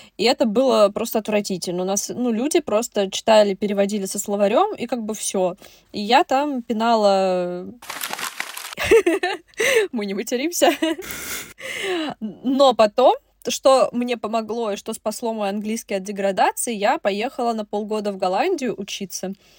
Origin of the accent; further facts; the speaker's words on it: Russia; я русская